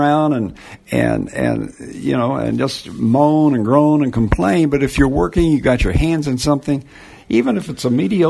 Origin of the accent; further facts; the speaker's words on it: United States; As an American